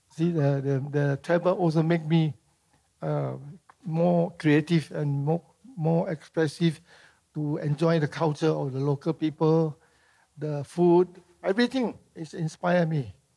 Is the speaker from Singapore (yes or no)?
yes; Singapore; born or raised there; also born or lived in Medan, Indonesia